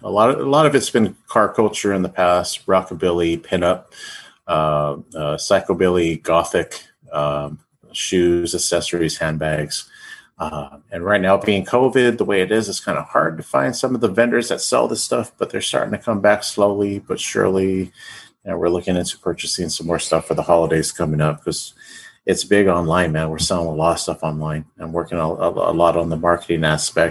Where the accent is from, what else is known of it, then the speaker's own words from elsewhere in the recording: Pico Rivera, California, United States; California boy, born and raised in California. Grew up in Pico Rivera, California